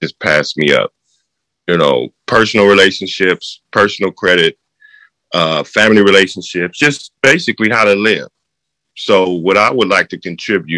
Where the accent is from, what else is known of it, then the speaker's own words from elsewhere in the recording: Oakland, California, United States; I was born and raised in Northern California, Oakland, to be exact.